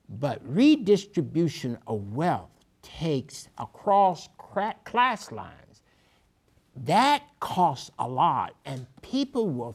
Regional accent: Arkansas, United States; I grew up in Arkansas

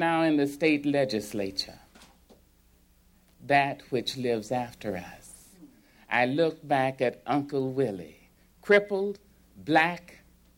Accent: little Arkansas town, United States; born or raised there; also born or lived in California

